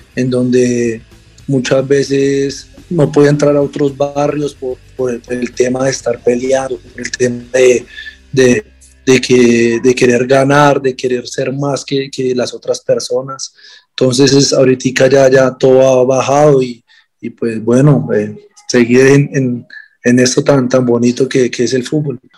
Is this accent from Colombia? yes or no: yes; Bogotá, Bogotá Capital District, Colombia; jugar en, mi tierra